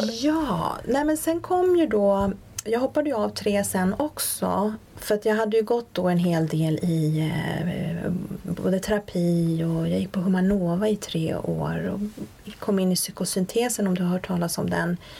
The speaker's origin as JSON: {"language": "Swedish", "country": "Sweden", "tie": "born or raised there", "also_born_or_lived": "Sundbyberg / Linköping", "said": "Men jag är född och uppvuxen i Sverige, de träffades här"}